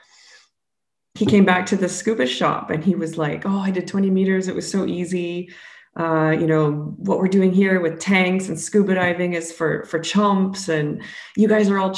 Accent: Alberta, Canada; moved away as an adult; I'm originally from Alberta, Canada

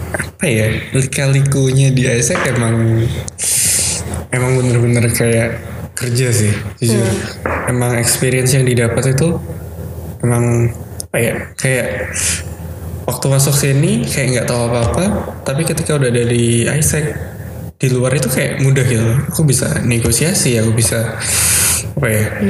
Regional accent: Surabaya, East Java, Indonesia; aku orang Surabaya

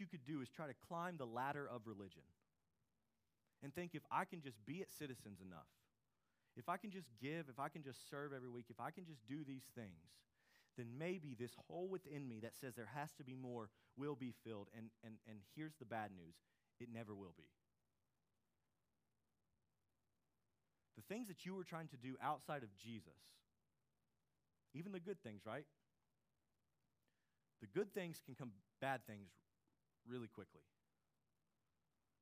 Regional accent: United States; we're American citizens

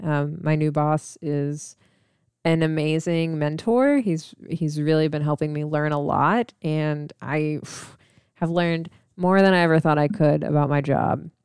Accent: Missouri, United States; also born or lived in Illinois / Atlanta, Georgia; now in Texas, United States; I'm from Missouri, and I grew up in Illinois and Missouri

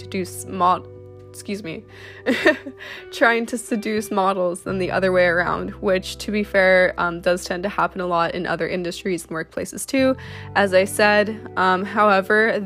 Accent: Canada; I'm a model from Canada.

